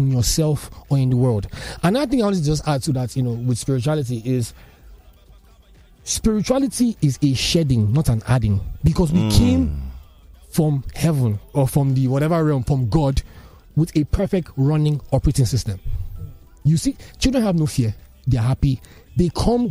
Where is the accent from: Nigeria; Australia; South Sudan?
Nigeria; a Nigerian man growing up in, you know, in this country in the last 30 plus years